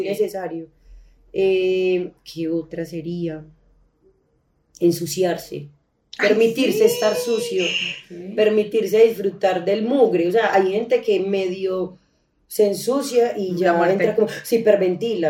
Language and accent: Spanish; Colombia; nosotros nacimos en Colombia